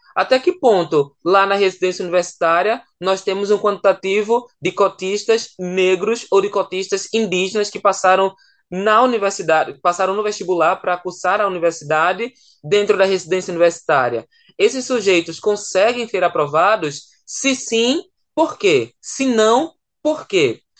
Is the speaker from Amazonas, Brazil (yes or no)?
no; Pernambuco, Brazil; moved away as an adult; also born or lived in João Pessoa, Paraíba; pernambucano que fui morar lá em João Pessoa para cursar a graduação